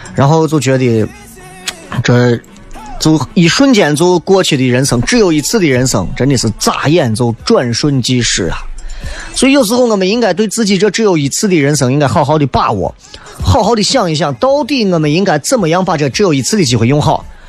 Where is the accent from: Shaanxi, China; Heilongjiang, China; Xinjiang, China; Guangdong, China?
Shaanxi, China; Xi'an; 我们西安人就是自己没有办法